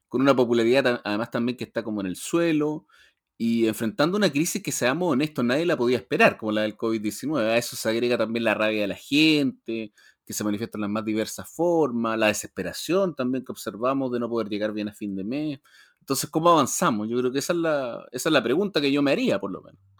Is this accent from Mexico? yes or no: no; Chile; nosotros como sociedad chilena